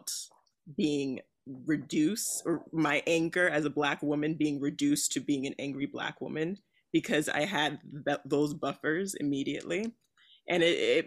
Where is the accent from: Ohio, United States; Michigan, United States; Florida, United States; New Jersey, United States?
New Jersey, United States; also born or lived in outside Newark, New Jersey; now in Los Angeles, United States; I'm from New Jersey